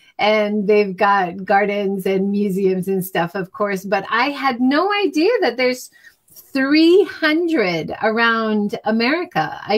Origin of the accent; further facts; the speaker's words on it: Hawaii, United States; I grew up in Hawaii, and in Hawaii, of course, we have a lot of Japanese culture.